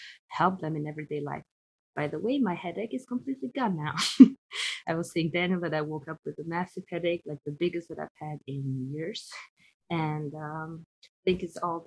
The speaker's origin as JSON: {"language": "English", "town": "Tirana", "country": "Albania", "tie": "born or raised there", "also_born_or_lived": "Paris, France", "moved": "as an adult", "lives_now": "Hawaii, United States", "said": "I live in Hawaii and I'm originally from Albania and I've lived in Paris for the last 12 years."}